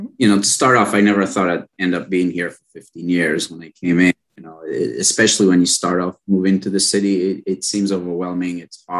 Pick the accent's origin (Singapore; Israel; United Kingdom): Israel; moved away as an adult; also born or lived in North Carolina; now in New York City, United States; I consider myself a New Yorker. I've lived here for 15 years, but I was actually born and raised in Israel. I moved to the U.S. When I was in my early 20s for college. I went to North Carolina, and then I got a job offer in New York.